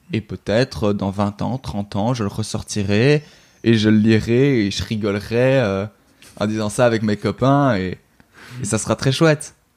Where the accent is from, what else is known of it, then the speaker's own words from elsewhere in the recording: Brussels, Brussels-Capital Region, Belgium; je suis belge, donc, euh, en Belgique